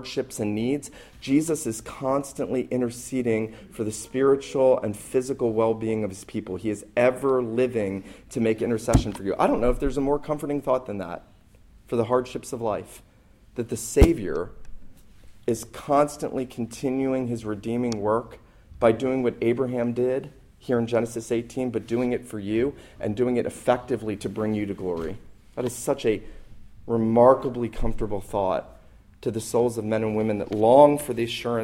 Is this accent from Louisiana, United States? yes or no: no; St. Simons Island, Georgia, United States; moved away; I was back where I grew up on St. Simon's